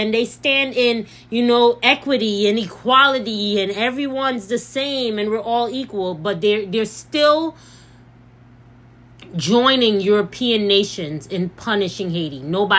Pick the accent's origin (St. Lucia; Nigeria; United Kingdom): St. Lucia; I'm black first. So, yes, I love being St. Lucian. I embrace being St. Lucian. I love everything about where I come from. And I'm very proud of my heritage, proud of my country. But I'm black.